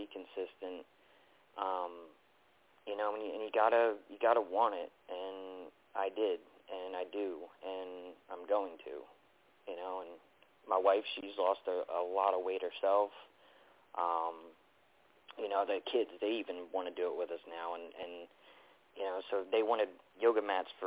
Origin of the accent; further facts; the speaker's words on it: Baltimore, Maryland, United States; moved away as an adult; now in North Carolina, United States; I'm originally from Baltimore, so I moved down to North Carolina